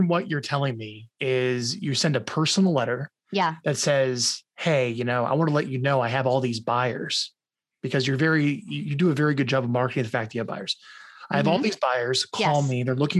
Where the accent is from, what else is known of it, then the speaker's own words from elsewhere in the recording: Omaha, Nebraska, United States; moved away as an adult; also born or lived in Long Branch, New Jersey; my parents got out and moved to Omaha, Nebraska when I was 4. And then I stayed in Omaha. And then I turned 27. I got out.